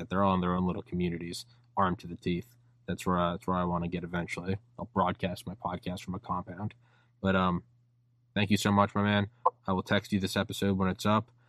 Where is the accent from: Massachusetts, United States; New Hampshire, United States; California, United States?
New Hampshire, United States; Portsmouth; also born or lived in Maine / Georgia / Arkansas; now in Maryland, United States; And I'm in Maryland now, and I haven't lived there for a while, but I'm from New Hampshire, so fuck yeah.